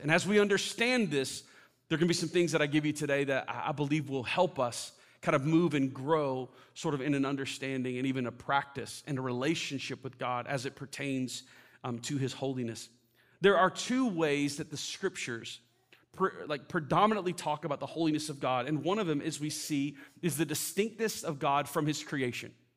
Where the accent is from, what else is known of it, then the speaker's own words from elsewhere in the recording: Florida, United States; moved away; I grew up in Florida